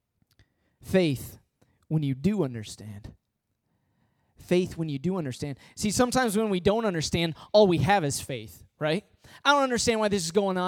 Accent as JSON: {"language": "English", "region": "Midwest", "country": "United States", "tie": "born or raised there", "also_born_or_lived": "Michigan", "moved": "as an adult", "lives_now": "Long Island, United States", "said": "I was born in the Midwest. I went to college in the Midwest, and then I come to Long Island."}